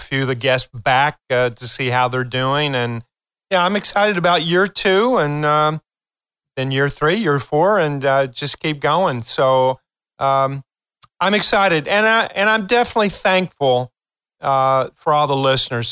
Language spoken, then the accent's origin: English; Appalachian Hills of Eastern Kentucky, United States; I am from Kentucky, and I'm a proud hillbilly from the Appalachian Hills of Eastern Kentucky